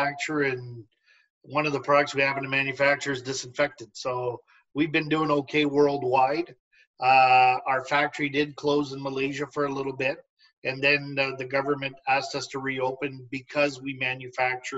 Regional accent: Canada; as Canadians, we curl in the winter, we golf in the summer.

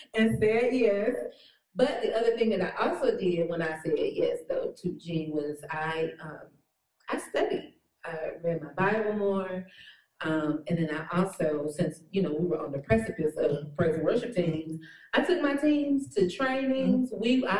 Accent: Detroit, Michigan, United States; moved away as an adult; now in North Carolina, United States; I'm from Detroit, and everybody can sing in Detroit

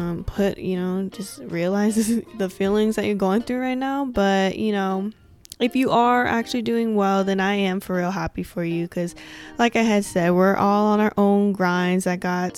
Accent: West Coast, United States; I'm from the West Coast

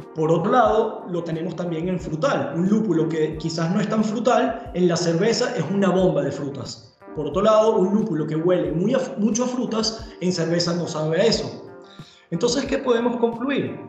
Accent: Venezuela; moved away as an adult; now in Germany; soy de Venezuela, llegué a Alemania hace ya más o menos 10 años

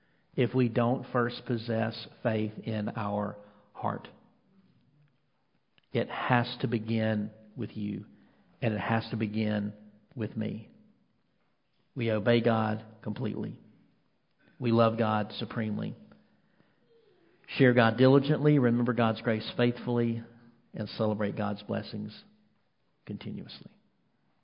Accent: Mississippi, United States; now in North Carolina, United States; I'm from Mississippi

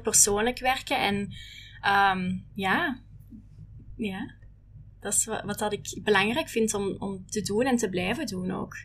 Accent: Holsbeek, Flanders, Belgium; moved away as an adult; now in Hong Kong; ik ben origineel van België, maar ik woon al negen jaar eh, in Hongkong

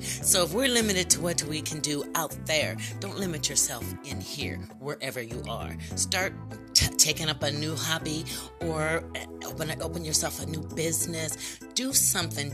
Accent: United States; I am an American citizen, a Black American citizen.

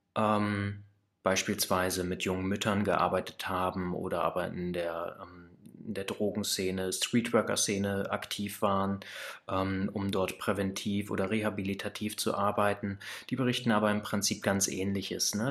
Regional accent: Kassel, Hesse, Germany; also born or lived in Baunatal; Ich komme aus der Mitte Deutschlands, aus Kassel bzw. aus Baunatal

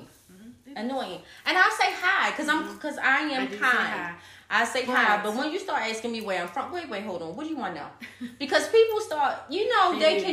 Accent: Baltimore, Maryland, United States; we are from Baltimore.

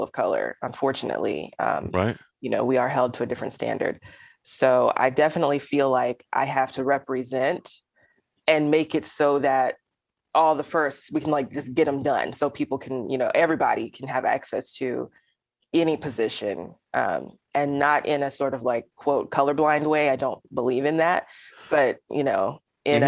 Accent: Alabama, United States; my people as in Alabamians, my people as in poets, my people as in Southerners

